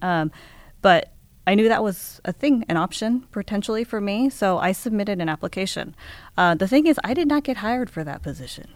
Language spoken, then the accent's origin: English; Seattle, Washington, United States; moved away as an adult; also born or lived in Japan; I grew up in Seattle, um, but, um, I actually moved away, uh, after college.